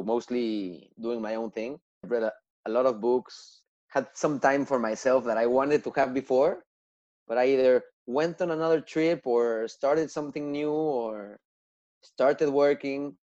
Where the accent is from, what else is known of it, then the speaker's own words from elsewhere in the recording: Mexico City, Mexico; moved away; also born or lived in Montreal; I was born and raised in Mexico City